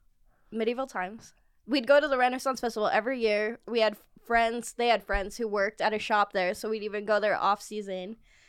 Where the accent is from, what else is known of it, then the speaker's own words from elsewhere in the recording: Arizona, United States; I grew up in the desert. I grew up in Arizona.